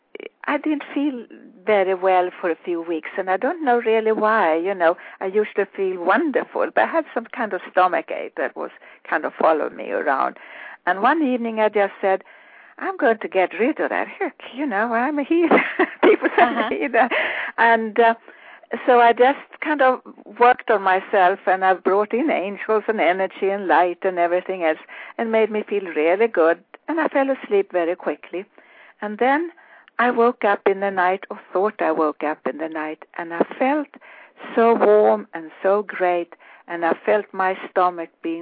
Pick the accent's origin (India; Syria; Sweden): Sweden; moved away; growing up in Sweden